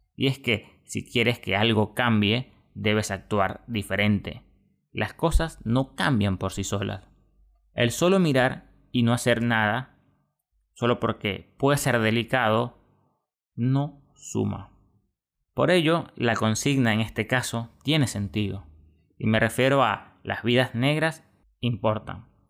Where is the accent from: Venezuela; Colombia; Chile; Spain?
Venezuela; eso lo entiende uno como venezolano